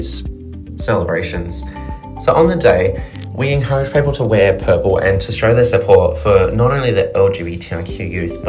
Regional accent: Sydney, New South Wales, Australia; I am 23 from Sydney, Australia

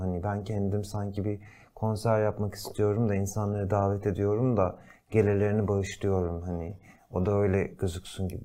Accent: Turkey; moved away as an adult; bizler burada doğduk büyüdük

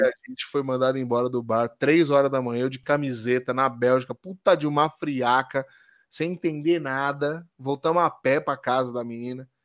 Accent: Brazil; eu sou brasileiro

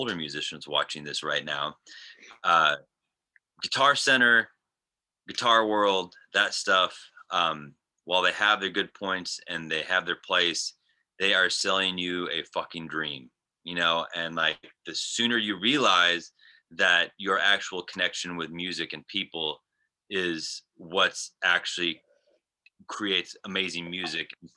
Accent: rural Wisconsin, United States; born or raised there; moved away as an adult; also born or lived in Germany

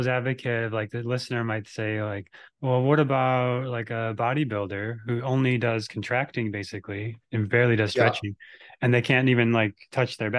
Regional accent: Minnesota, United States; now in California, United States; I grew up in Minnesota

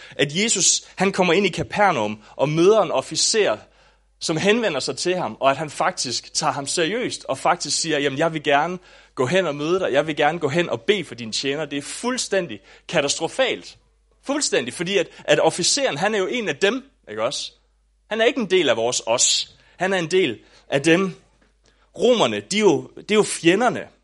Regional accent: Southern Jutland, Southern Denmark, Denmark; also born or lived in Aabenraa; da jeg voksede op i Sønderjylland

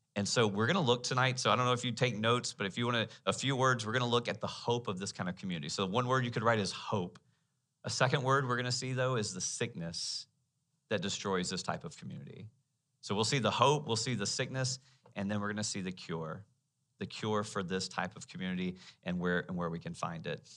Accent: United States

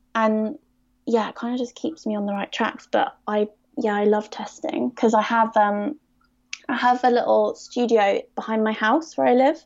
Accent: Surrey, South East England, United Kingdom; I'm from Surrey

